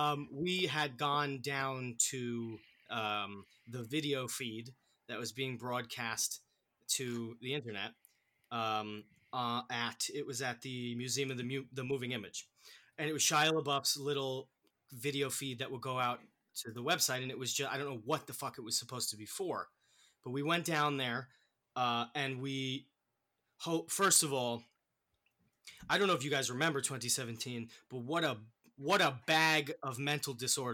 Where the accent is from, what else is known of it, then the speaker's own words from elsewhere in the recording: Massachusetts, United States; Because I'm from Massachusetts.